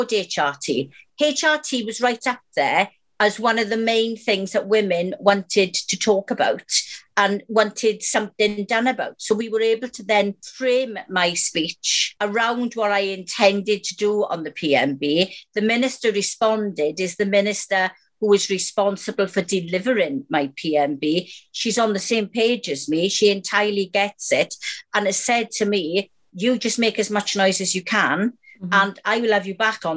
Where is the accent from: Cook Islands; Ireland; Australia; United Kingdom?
United Kingdom; Wales; I'm Welsh